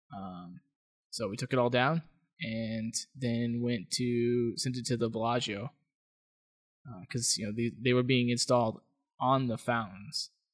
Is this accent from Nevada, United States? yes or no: yes; Las Vegas, Nevada, United States; moved away; I'm from Las Vegas